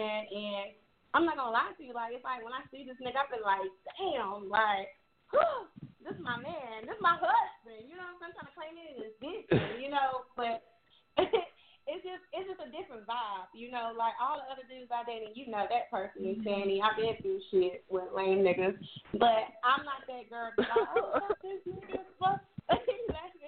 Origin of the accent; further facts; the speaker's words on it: North Carolina, United States; I'm from North Carolina